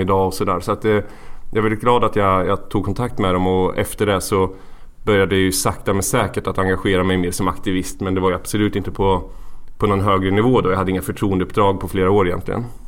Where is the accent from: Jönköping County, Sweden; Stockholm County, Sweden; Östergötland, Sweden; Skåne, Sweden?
Östergötland, Sweden; Valdemarsvik; moved away as an adult; also born or lived in Gothenburg; I Valdemarsvik. En, eh, liten bygd i Östergötland.